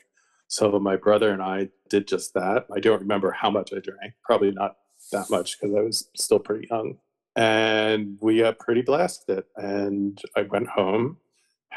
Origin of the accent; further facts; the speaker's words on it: outside of Philadelphia, Pennsylvania, United States; I grew up actually outside of Philadelphia, the suburbs